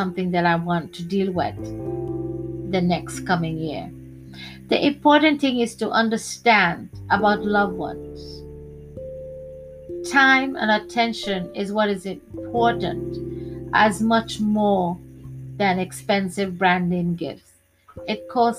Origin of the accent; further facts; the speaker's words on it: Trinidad & Tobago; Growing up in Trinidad, my religion is Hindu